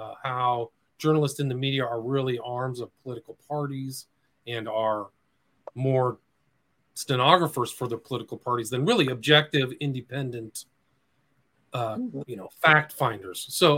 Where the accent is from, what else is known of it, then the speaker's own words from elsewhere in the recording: Nebraska, United States; I'm from the Midwest. I was born in Nebraska, so I wasn't one of those types who was from the Silver Spoon or something like that.